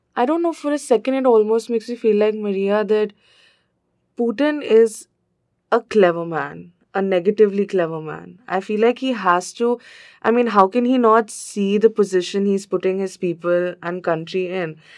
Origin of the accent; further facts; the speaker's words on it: India; I am from India